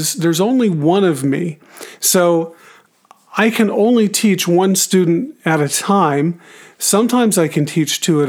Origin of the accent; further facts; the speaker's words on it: Arizona, United States; moved away; I'm originally from Arizona, and we howdy just as well as anybody